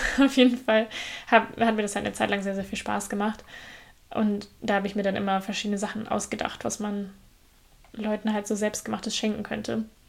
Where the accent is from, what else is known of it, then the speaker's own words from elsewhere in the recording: Germany; bei uns in Deutschland